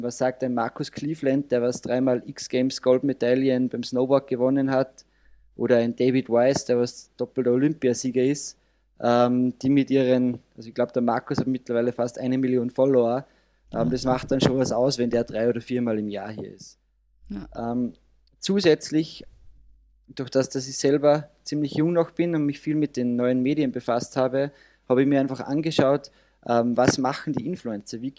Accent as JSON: {"language": "German", "region": "Salzburg", "country": "Austria", "said": "Ich komme aus Carbon, aus dem wunderschönen Salzburger Land in Österreich."}